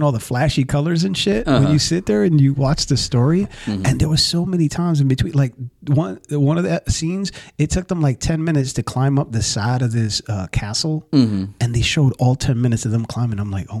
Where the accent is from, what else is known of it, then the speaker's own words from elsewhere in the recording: Alabama, United States; from Alabama